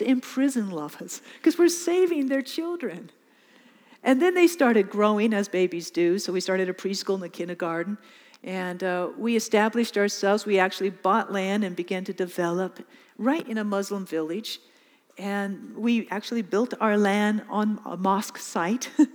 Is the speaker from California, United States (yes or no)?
yes; California, United States; moved away as an adult; now in Mozambique; I'm from California.